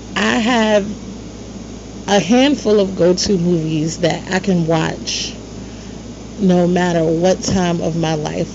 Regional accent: New York, United States; moved away as an adult; now in Virginia, United States; growing up in New York.

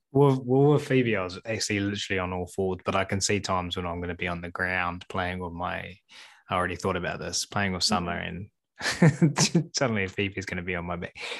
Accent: New Zealand; I'm from New Zealand

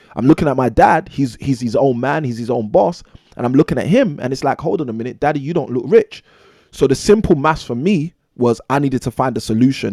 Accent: London, United Kingdom; born and raised in London, England

